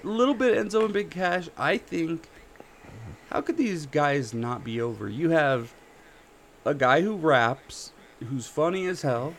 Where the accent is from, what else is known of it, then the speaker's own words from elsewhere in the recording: Colorado, United States; I'm from Colorado